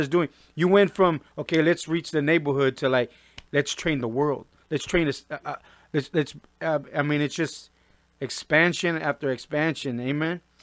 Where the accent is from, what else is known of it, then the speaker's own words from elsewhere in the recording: Norwalk, California, United States; I'm from the Compton side of Norwalk.